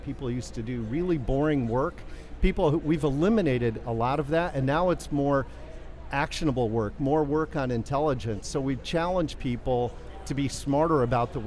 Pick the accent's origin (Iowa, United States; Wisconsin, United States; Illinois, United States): Illinois, United States; Chicago; my hometown of Chicago